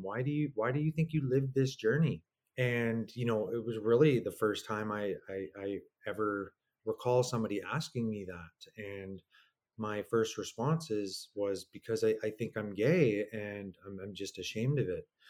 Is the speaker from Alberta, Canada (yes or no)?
yes; Stony Plain, Alberta, Canada; also born or lived in Edmonton; I grew up out in Stony Plain